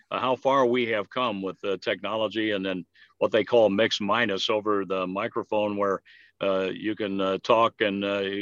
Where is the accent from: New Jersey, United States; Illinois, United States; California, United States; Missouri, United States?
Missouri, United States; moved away as an adult; also born or lived in New York; to be in the Missouri Sports Hall of Fame and now the Missouri Broadcasters Association Hall of Fame, uh, it means so much because it is my home state